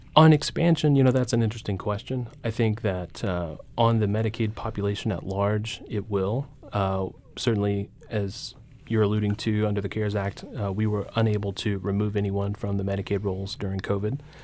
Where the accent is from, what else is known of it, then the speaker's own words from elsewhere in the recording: Carthage, Missouri, United States; my hometown of Carthage